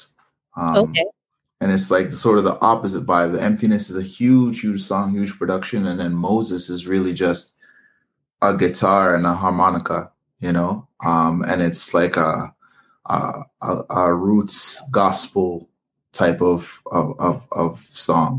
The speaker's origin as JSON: {"language": "English", "country": "Canada", "tie": "born or raised there", "said": "I was born in Canada."}